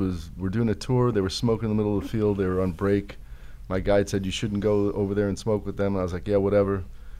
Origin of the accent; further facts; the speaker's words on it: Los Angeles, California, United States; also born or lived in New York; I moved from New York to Southern California, went to Birmingham High School